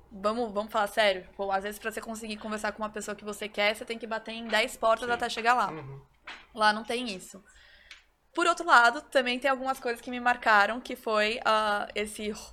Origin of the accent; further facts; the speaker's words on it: Brazil; Então, assim, eu, eu sempre fui um, criada nesse ambiente que é o jeitinho brasileiro. Bom, somos brasileiros